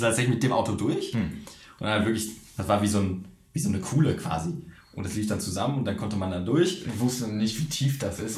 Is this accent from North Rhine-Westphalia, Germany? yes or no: yes; Düsseldorf, North Rhine-Westphalia, Germany; zwei Jungs aus Düsseldorf